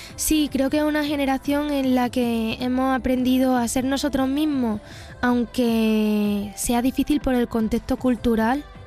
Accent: Pozoblanco, Andalusia, Spain; soy una persona andaluza, nacida y crecida en Pozo Blanco, Córdoba

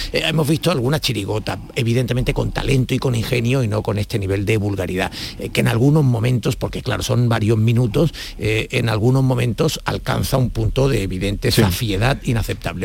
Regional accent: Andalusia, Spain; yo no me siento ofendida como andaluza

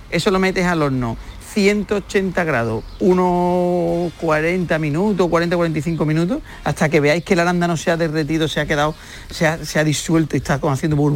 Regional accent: Huelva, Andalusia, Spain; en mi tierra, en Huerva

